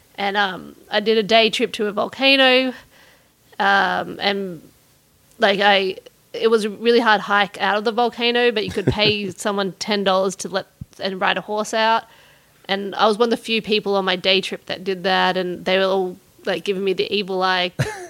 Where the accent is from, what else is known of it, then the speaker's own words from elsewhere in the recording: Canberra, Australian Capital Territory, Australia; moved away as an adult; also born or lived in Los Angeles, United States / New York, United States; I grew up in Australia with great skies